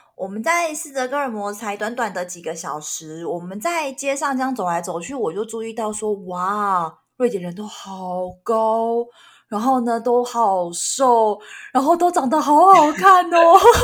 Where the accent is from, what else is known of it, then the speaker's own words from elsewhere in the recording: Taiwan; 这是台湾味，这是我们台湾人自己懂的这个，就是你知道家乡味。